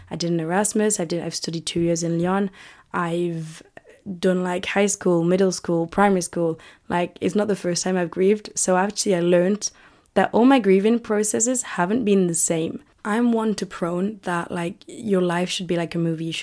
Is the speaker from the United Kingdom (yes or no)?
yes; United Kingdom; accent: British; I really don't want to lose the British accent